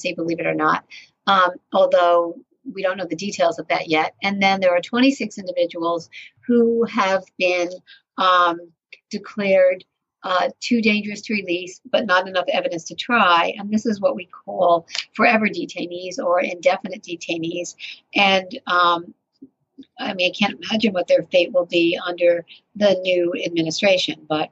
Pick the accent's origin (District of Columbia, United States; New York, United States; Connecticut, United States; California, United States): Connecticut, United States; New London; I'm from New London, Connecticut